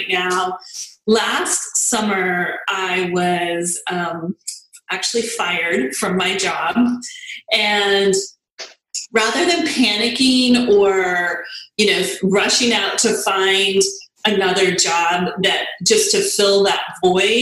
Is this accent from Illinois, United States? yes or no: no; El Paso, Texas, United States; moved away as an adult; now in Dallas-Fort Worth, United States; I grew up in El Paso, and that's where I was born and raised